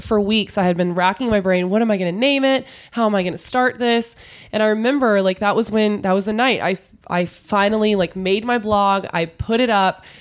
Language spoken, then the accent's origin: English; San Antonio, Texas, United States; I grew up in San Antonio, which is an hour outside of Austin